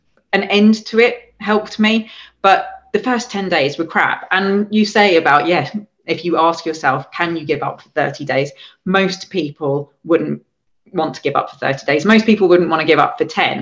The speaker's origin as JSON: {"language": "English", "region": "England", "country": "United Kingdom", "moved": "yes", "said": "I'm the English person there"}